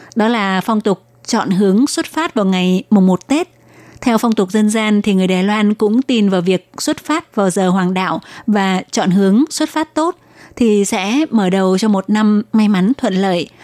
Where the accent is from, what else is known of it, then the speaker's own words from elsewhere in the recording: Vietnam; now in Taiwan; chị em người Việt chúng ta đi lấy chồng xa xứ